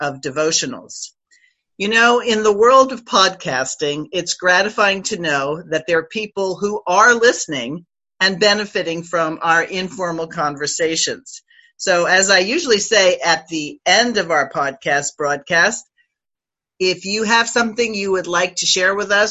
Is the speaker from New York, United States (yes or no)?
yes; New York, United States; I grew up in New York, and I come from an Italian family